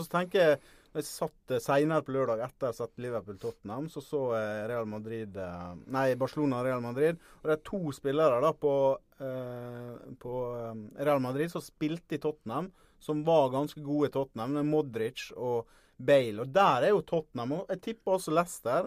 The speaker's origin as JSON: {"language": "Norwegian", "town": "Ålesund", "region": "Møre og Romsdal", "country": "Norway", "accent": "Sunnmøre dialect (Ålesund)", "moved": "yes", "lives_now": "Eastern Norway, Norway", "said": "hører du på dialekta mi at det var ikke noe stor helg for Ålesund heller"}